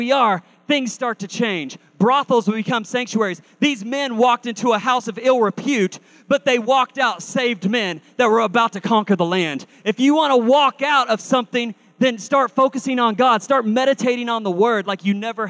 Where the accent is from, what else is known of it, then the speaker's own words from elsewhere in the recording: Carl Junction, Missouri, United States; I was raised in Carl Junction, Missouri